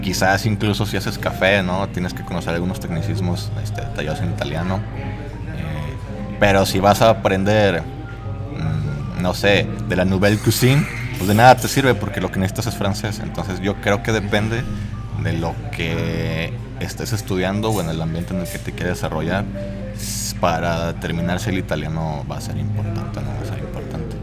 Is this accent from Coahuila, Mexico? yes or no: yes; Saltillo, Coahuila, Mexico; yo soy aquí de Saltillo crecí en un barrio que está al norte, que se llama Brisas.